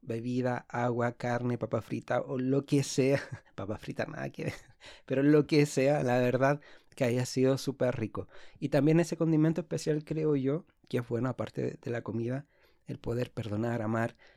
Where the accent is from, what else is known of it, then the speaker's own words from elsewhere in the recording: Santiago, Santiago Metropolitan Region, Chile; soy de Santiago de Chile